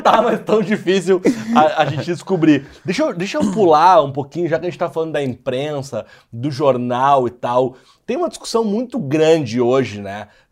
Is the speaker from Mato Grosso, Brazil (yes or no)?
no; Porto Alegre, Rio Grande do Sul, Brazil; now in São Paulo, Brazil; eu sou de Porto Alegre, embora eu moro em São Paulo